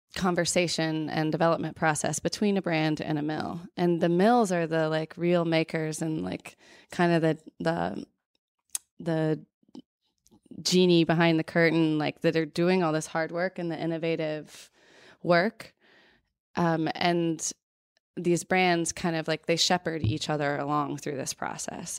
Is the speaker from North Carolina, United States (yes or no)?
yes; North Carolina, United States; I grew up in North Carolina